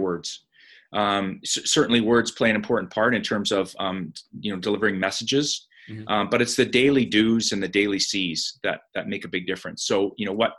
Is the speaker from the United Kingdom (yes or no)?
no; Calgary, Alberta, Canada; I grew up in Calgary, and my home resort was Sunshine Village.